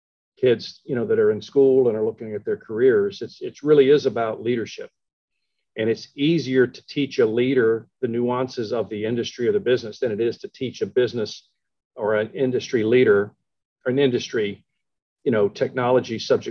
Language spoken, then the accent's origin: English; Shreveport, Louisiana, United States; born there; so I was born in Shreveport. I went to Oklahoma, then I went back to Shreveport